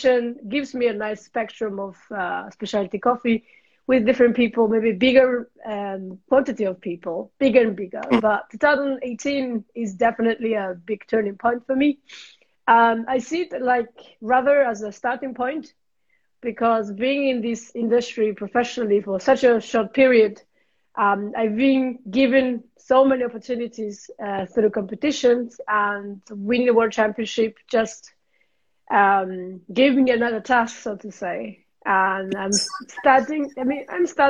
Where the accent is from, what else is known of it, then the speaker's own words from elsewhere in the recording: Japan; English is a second language; moved away as an adult; also born or lived in London; now in Switzerland; I'm originally from Japan. It's been almost 10 years I live in Switzerland.